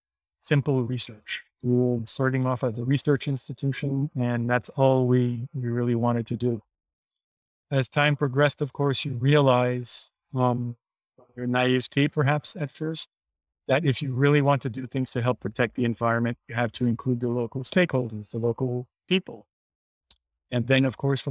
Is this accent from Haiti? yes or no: yes; Haiti; Being born and raised in Haiti